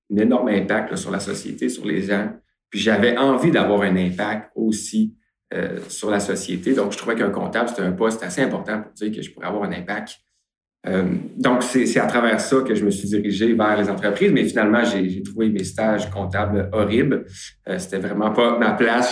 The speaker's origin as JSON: {"language": "French", "area": "Beauce", "region": "Quebec", "country": "Canada", "tie": "born or raised there", "said": "je suis originaire de la Beauce"}